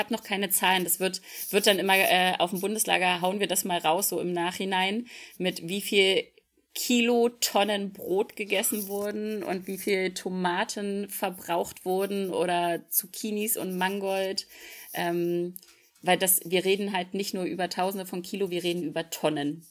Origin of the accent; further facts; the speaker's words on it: Germany; ich als Berliner, also als aus Berlin-Brandenburg kommt